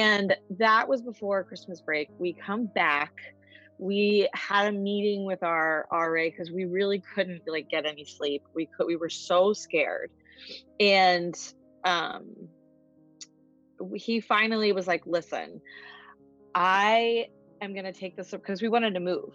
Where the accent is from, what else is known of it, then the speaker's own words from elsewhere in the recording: New York City, New York, United States; I'm from New York, New York.